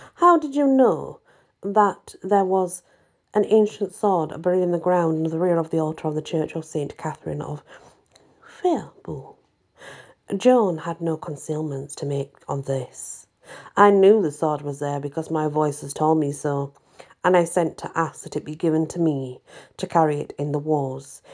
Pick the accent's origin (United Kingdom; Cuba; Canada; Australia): United Kingdom; England; I'm English